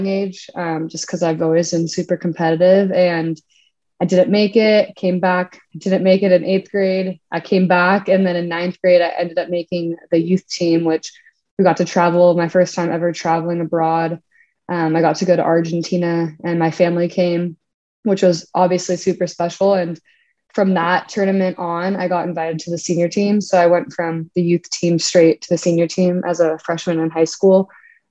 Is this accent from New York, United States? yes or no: no; Orange County, California, United States; I was born and raised in Orange County, California, and grew up here